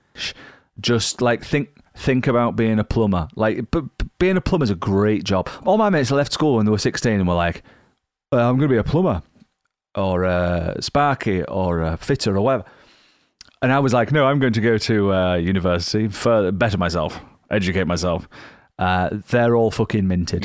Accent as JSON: {"language": "English", "region": "Yorkshire and the Humber", "country": "United Kingdom", "said": "I'm from Yorkshire"}